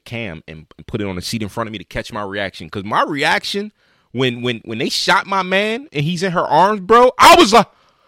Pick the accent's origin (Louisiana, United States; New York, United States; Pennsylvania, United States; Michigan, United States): Pennsylvania, United States; Philadelphia; Growing up in Philly